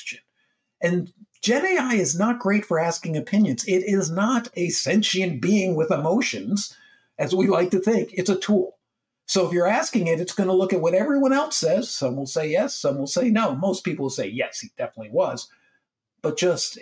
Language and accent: English; United States; as I am American, and I work with people all over the world.